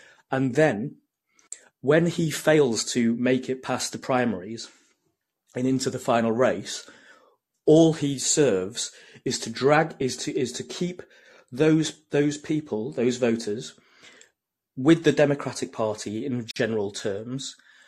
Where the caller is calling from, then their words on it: United Kingdom; From the UK.